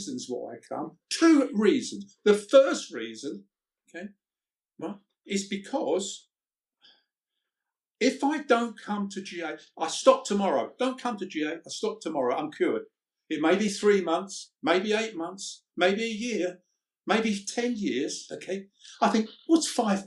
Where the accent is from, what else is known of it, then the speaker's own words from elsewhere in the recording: London, United Kingdom; I came from the East End at 14 years old. I had to leave school because we were so poor.